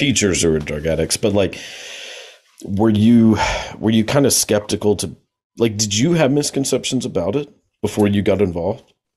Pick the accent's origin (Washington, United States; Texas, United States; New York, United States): Texas, United States; I know we're both from Texas, so shout out to the Lone Star State.